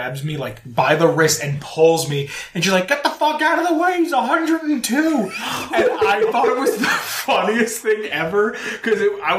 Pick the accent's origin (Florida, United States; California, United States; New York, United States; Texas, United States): New York, United States; moved away; go back to New York or I visit family